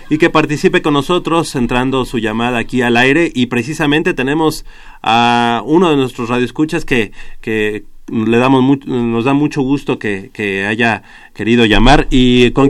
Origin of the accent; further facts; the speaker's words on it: Mexico; somos eh, amigos, somos hermanos mexicanos